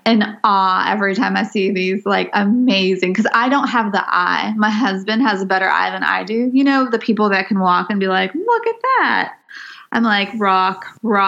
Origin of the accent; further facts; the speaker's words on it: Southern California Mojave Desert, United States; moved away; growing up in the Southern California Mojave Desert